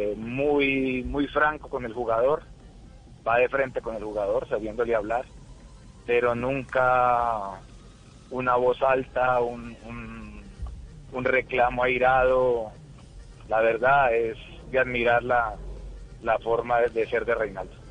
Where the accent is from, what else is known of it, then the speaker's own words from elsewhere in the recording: Colombia; quiero mucho a mi tierra